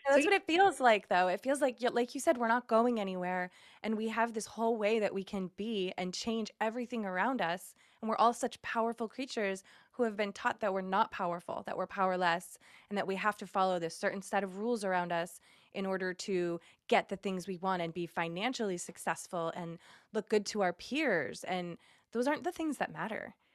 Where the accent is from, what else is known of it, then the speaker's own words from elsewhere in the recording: Massachusetts, United States; moved away as an adult; also born or lived in Indiana; now in California, United States; I moved to Indiana from Massachusetts um, when I was like 21 and then moved to California after that and I'm the only person who doesn't live in New England